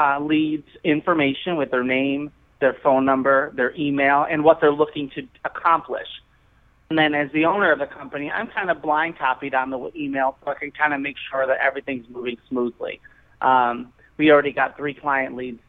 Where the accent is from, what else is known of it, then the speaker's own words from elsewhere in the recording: Chicago, Illinois, United States; I grew up here in Chicago.